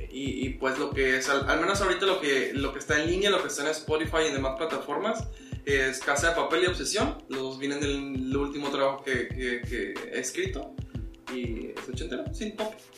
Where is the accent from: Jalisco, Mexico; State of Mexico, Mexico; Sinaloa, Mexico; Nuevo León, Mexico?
Nuevo León, Mexico; Monterrey; also born or lived in Morelia; nací en Morelia y crecí en una casa, digo, mis papás son de Morelia. Pero sí, siempre, o sea, desde muy niño estuve aquí en Monterrey, desde primaria, entonces ya soy regio.